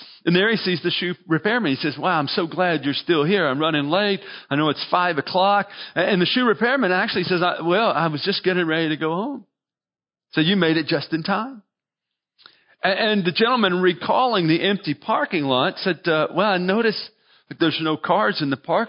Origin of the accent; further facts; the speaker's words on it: United States; We're Christians who happen to be Americans